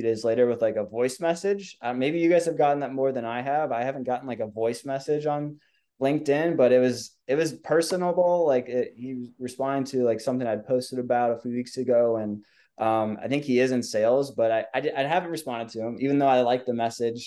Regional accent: Minnesota, United States; now in Southern Indiana, United States; I grew up in Minnesota.

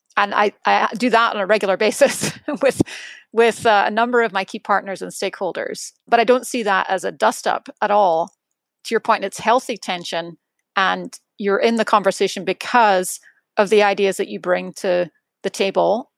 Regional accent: Edinburgh, Scotland, United Kingdom; moved away; my hometown is Edinburgh

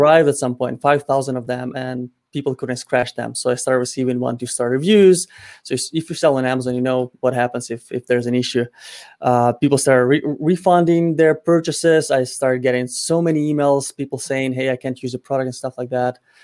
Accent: Ukraine; moved away; my home country in Ukraine

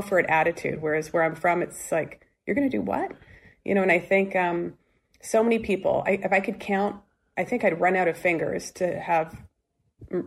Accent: West Coast, United States; I am from the West Coast

